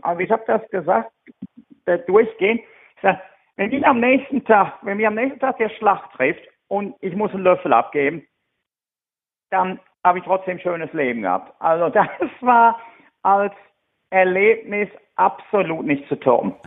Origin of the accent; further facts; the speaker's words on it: Germany; now in United Kingdom; als Deutscher